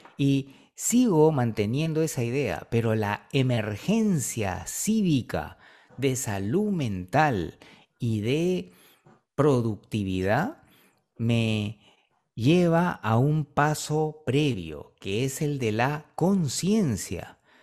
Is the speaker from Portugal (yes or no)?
no; Peru; aquí en el Perú